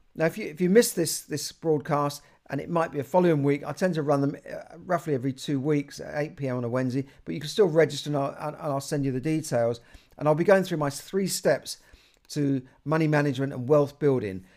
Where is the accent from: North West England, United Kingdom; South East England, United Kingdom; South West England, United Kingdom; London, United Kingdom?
London, United Kingdom; I grew up in Camden